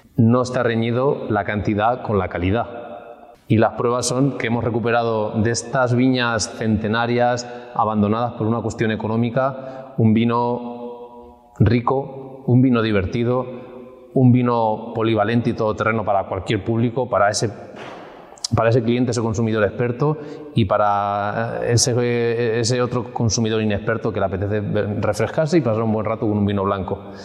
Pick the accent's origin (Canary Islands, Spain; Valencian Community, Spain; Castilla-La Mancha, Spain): Castilla-La Mancha, Spain; Villarrobledo; Hoy en concreto estamos en, en Villarroledo, mi tierra